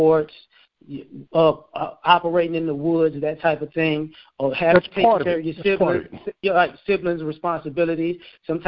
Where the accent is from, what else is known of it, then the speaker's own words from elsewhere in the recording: the South, United States; I was born in the South.